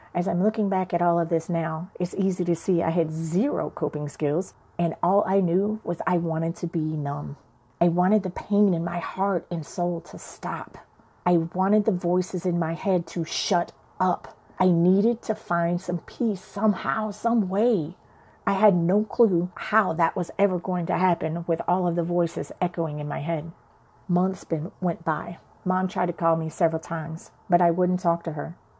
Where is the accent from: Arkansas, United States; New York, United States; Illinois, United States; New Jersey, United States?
Illinois, United States; Chicago; I went to church with my grandmother as a child growing up in Chicago